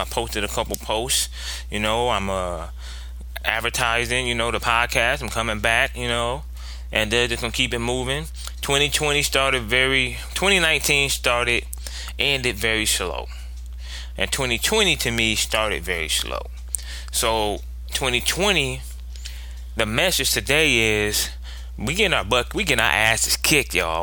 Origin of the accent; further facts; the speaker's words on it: Ohio, United States; I'm from Ohio